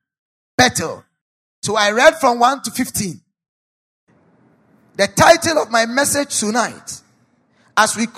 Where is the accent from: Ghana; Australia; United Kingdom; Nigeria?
Ghana; as a Ghanaian